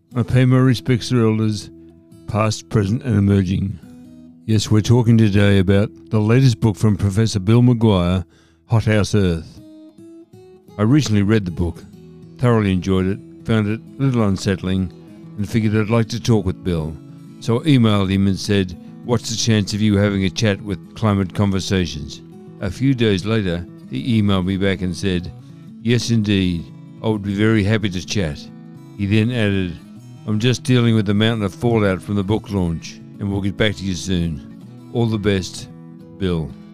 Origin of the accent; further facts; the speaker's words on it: Shepparton, Victoria, Australia; Here in my hometown of Shepparton